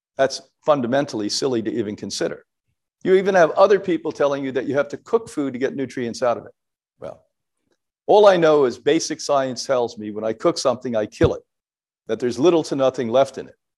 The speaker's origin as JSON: {"language": "English", "country": "Ireland", "said": "as an Irish person"}